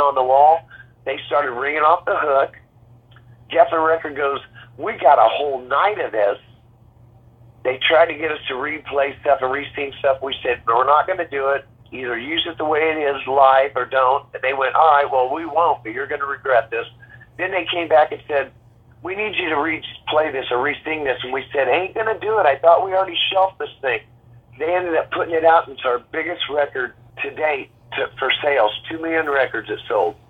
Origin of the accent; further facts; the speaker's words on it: Oklahoma, United States; now in California, United States; I grew up in Oklahoma